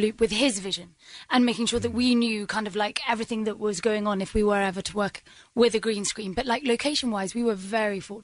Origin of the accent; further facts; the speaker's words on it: United Kingdom; being a British actor and growing up at home